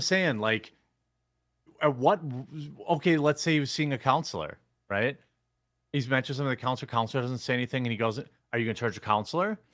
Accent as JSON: {"language": "English", "country": "United States", "tie": "born or raised there", "said": "growing up in America"}